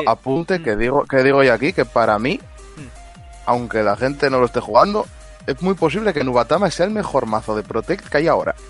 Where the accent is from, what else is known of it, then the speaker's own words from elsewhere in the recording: Spain; los españoles somos como somos